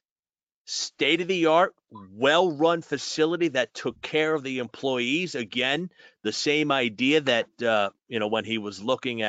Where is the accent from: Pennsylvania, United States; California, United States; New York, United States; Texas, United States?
New York, United States; as a New Yorker